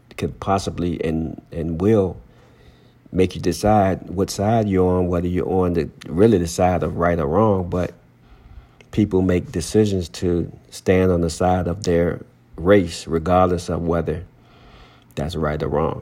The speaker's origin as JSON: {"language": "English", "area": "Henrico County", "region": "Virginia", "country": "United States", "tie": "born or raised there", "said": "growing up in Henrico County"}